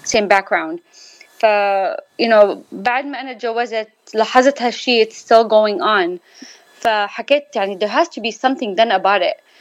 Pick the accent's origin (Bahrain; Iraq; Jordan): Jordan; now in Southern California, United States; انا من الاردن واللي هون من ال 91